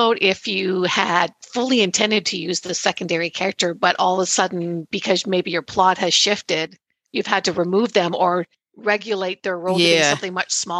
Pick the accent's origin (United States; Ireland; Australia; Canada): Canada; I've been to Montana and I'm Canadian.